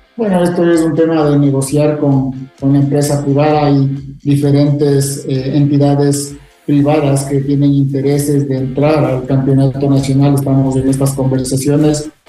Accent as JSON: {"language": "Spanish", "town": "Quito", "region": "Pichincha", "country": "Ecuador", "said": "yo soy quiteño"}